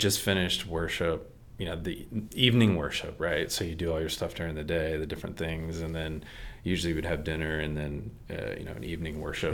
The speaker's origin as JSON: {"language": "English", "region": "Maryland", "country": "United States", "tie": "born or raised there", "also_born_or_lived": "Texas", "said": "And then we moved to Maryland at that point"}